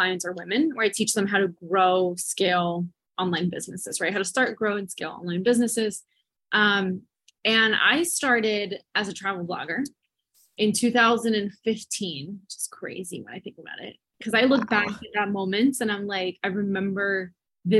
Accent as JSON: {"language": "English", "region": "New Jersey", "country": "United States", "moved": "yes", "lives_now": "Miami, United States", "said": "I'm from New Jersey, but I'm currently stationed in Miami."}